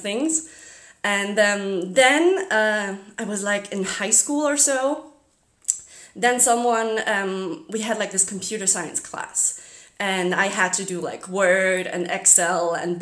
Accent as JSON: {"language": "English", "region": "Zurich", "country": "Switzerland", "first_language": "German", "second_language": "English", "said": "I'm from Zurich, Switzerland."}